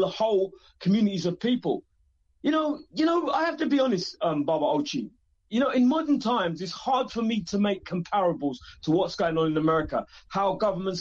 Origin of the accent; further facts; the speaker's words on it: England, United Kingdom; I'm funny from England